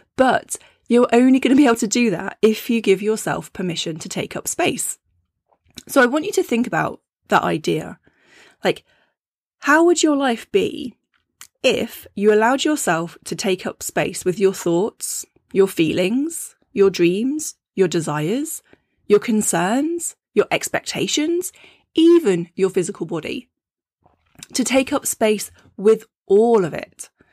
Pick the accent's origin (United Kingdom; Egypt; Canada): United Kingdom; being a British woman